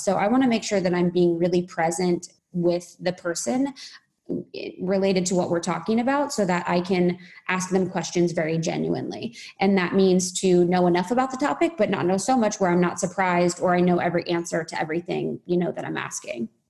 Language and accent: English; Midwest, United States; moved away; I'm from Midwest